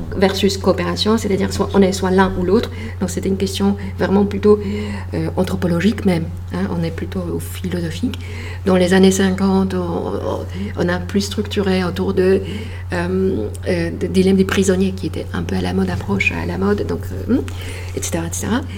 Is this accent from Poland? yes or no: yes; Poland; French is a second language; moved away as an adult; now in France; je suis née en Pologne